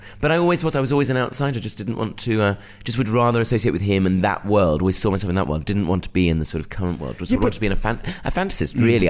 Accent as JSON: {"language": "English", "town": "Bromley", "region": "London", "country": "United Kingdom", "also_born_or_lived": "Watford", "said": "I'm from Bromley."}